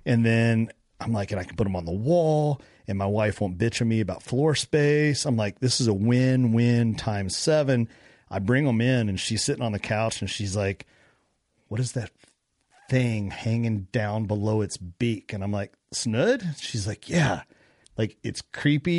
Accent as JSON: {"language": "English", "region": "Kentucky", "country": "United States", "said": "I'm from Kentucky."}